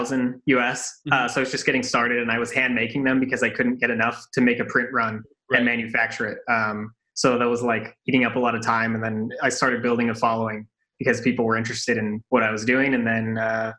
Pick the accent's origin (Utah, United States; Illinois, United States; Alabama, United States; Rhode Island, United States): Utah, United States; Salt Lake City; moved away as an adult; also born or lived in Japan / Europe; I grew up in Salt Lake City, and I was there until my early 20s